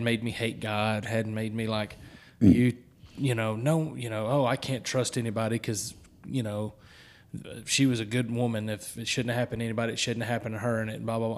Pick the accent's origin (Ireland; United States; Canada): United States; the South; Holy Ghost is how we Southerners talk about the Holy Spirit.